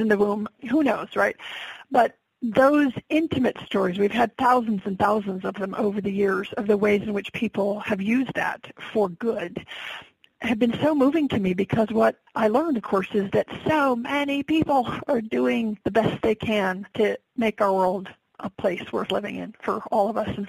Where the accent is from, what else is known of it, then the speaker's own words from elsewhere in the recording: Alaska, United States; born and raised in Alaska